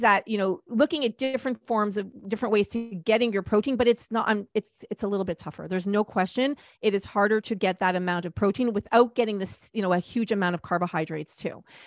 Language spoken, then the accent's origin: English; Canada; we're Canadian